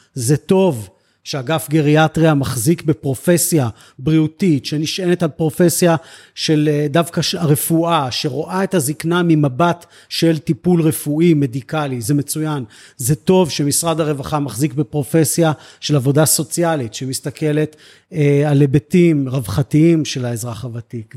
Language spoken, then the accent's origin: Hebrew; Netzer Sereni, Central District, Israel; also born or lived in Beersheba; אני נולדתי בבאר שבע והגעתי באמת בגיל שלוש-ארבע לקיבוץ